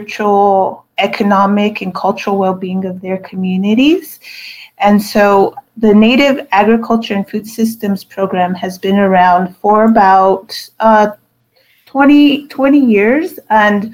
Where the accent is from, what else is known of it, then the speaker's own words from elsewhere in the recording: Cochiti, New Mexico, United States; I grew up in Cochiti, Kutiet, as we call it, which is a small community of 800 people